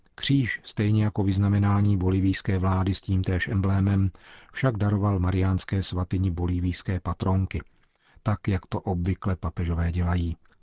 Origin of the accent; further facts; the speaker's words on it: Czechia; my Češi